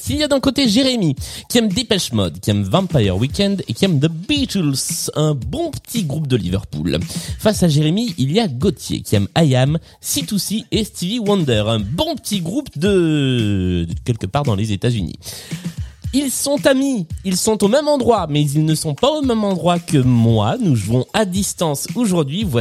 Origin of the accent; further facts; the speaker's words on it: Lyon, Auvergne-Rhône-Alpes, France; euh, je suis lyonnais, je suis, euh, prof, hein, je sais, je suis bientôt en vacances. Je suis prof de physique chimie euh, sur Lyon